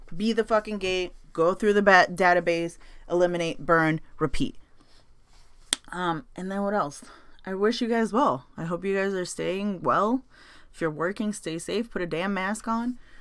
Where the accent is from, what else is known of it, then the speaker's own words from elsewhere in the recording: United States; I was born and raised in NoHo.